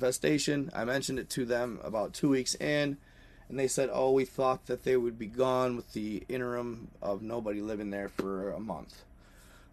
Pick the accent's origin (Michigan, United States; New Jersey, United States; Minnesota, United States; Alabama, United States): Michigan, United States; moved away; I'm from Michigan